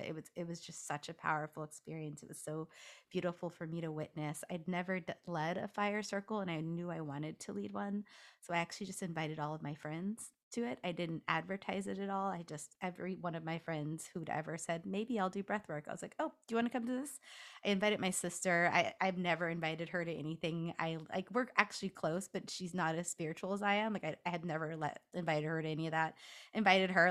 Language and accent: English; Los Angeles, California, United States; also born or lived in Washington DC; now in Washington, D.C., United States; I'm from Los Angeles